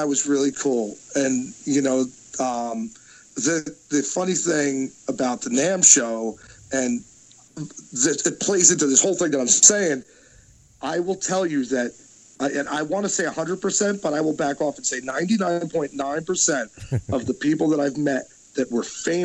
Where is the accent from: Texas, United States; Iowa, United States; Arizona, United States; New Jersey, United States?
New Jersey, United States; I'm from Jersey